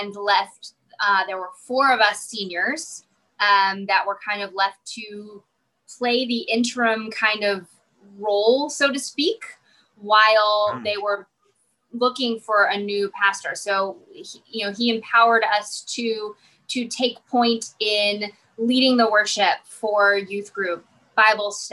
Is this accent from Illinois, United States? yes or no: yes; Mount Vernon, Illinois, United States; moved away as an adult; also born or lived in Lincoln, Illinois; So I am from Mount Vernon, Illinois. So a small town in southern Illinois, of about 15,000.